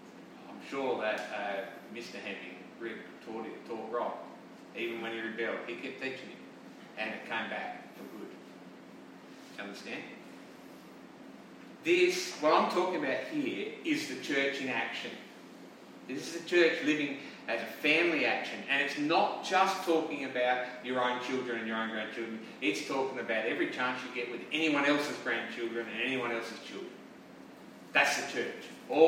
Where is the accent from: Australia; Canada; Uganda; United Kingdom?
Australia; South Australia; now in St. George, Australia; we live in St. George, but we see a lot of other places because we come from South Australia